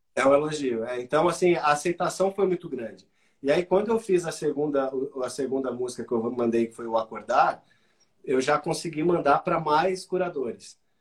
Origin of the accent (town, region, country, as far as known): Brazil